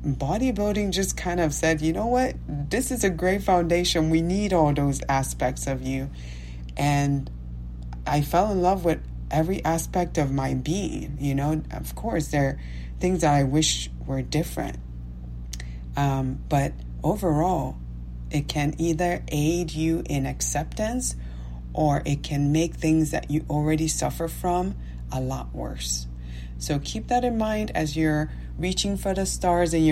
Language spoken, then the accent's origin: English; Nigeria; moved away; me being Nigerian, me having a different accent